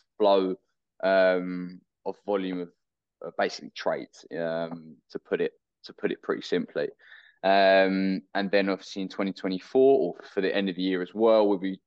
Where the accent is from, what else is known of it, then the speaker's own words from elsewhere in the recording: United Kingdom; originally from the UK